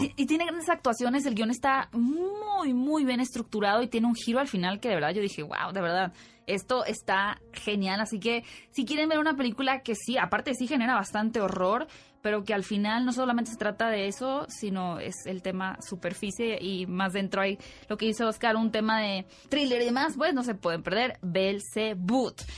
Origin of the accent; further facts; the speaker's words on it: Sonora, Mexico; de Sonora, mi tierra natal